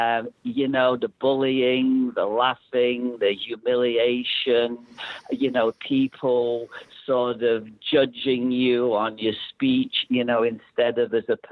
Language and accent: English; Manchester, North West England, United Kingdom; now in Toronto, Canada; I grew up in Manchester